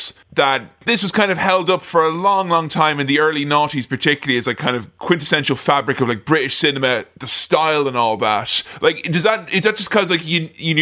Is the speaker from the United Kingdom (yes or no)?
no; Ireland; the kind of sense of Irish nationalism that I grew up with in my all boys boarding school